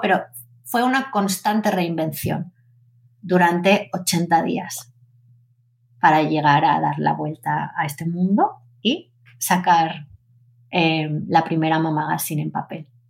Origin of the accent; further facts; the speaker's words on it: Zaragoza, Aragon, Spain; yo soy una una niña nacida en Zaragoza